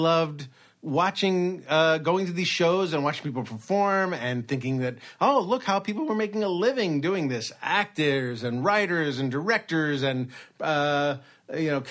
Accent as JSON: {"language": "English", "town": "Los Angeles", "region": "California", "country": "United States", "tie": "born or raised there", "also_born_or_lived": "Brooklyn, New York"}